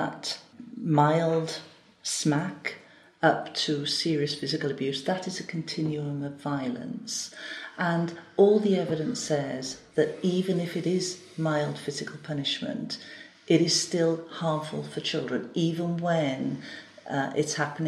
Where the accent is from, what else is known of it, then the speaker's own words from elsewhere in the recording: Gwent Levels, Wales, United Kingdom; moved away as an adult; also born or lived in Newport, Wales; I was brought up on the Gwent levels.